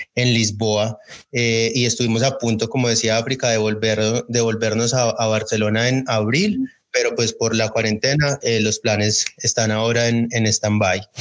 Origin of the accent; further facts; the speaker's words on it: Colombia; moved away; desde que salimos de Colombia